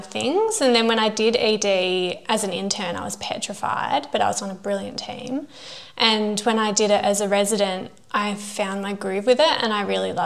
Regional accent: Perth, Western Australia, Australia; I grew up here in Perth

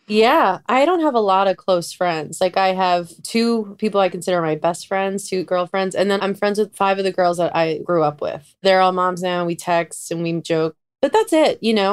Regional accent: New York, United States; growing up in New York

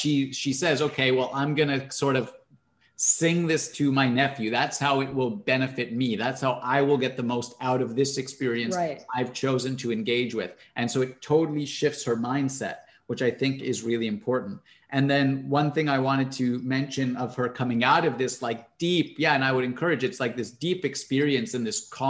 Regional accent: Canada; I'm Canadian.

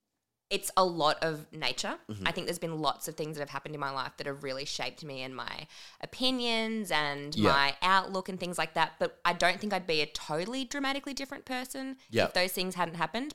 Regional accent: Melbourne, Victoria, Australia; I grew up in Greensboro in Melbourne.

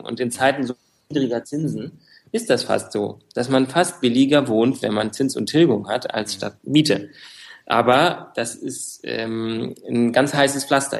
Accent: Frankfurt, Hesse, Germany; Ja, ich bin Frankfurter, also geboren in Frankfurt

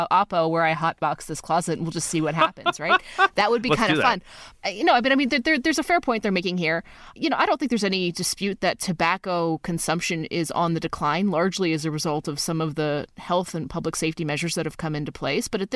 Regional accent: Canada; also born or lived in Alberta; Love being Canadian

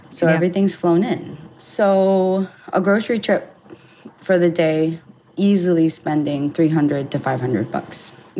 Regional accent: Hawaii, United States; A part of my life, I grew up in Hawaii, where it's a very vegan state.

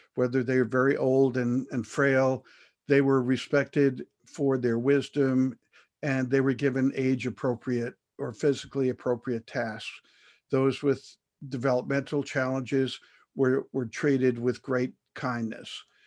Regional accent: United States; being an American

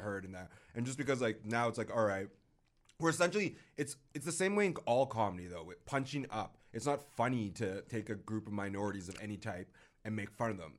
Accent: United States; now in Canada; I'm American, born and partially raised.

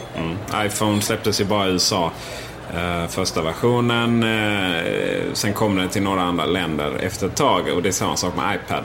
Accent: Sweden; som vi svenskar är

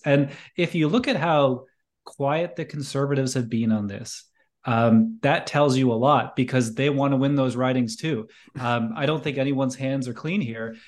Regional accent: Canada; as a Canadian

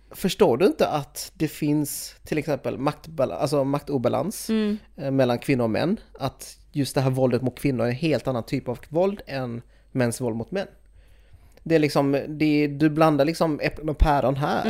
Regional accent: Sweden; jag är född i Sverige, jag är ju etnisk svensk

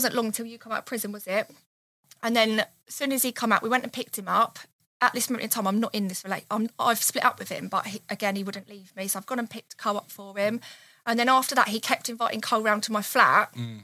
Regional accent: Hastings, South East England, United Kingdom; I'm from Hastings. I've always lived in Hastings and still live there now.

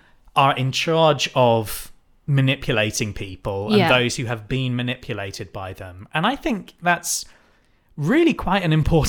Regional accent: United Kingdom; we are white British people.

